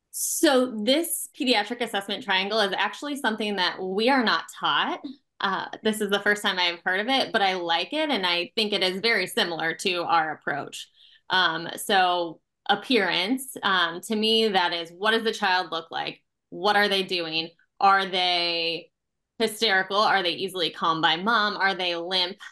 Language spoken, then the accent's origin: English; Nebraska, United States; moved away as an adult; now in Milwaukee, United States; I'm from Nebraska originally